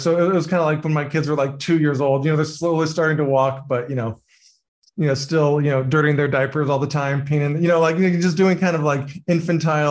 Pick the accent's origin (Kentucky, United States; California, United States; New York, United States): California, United States; I grew up in California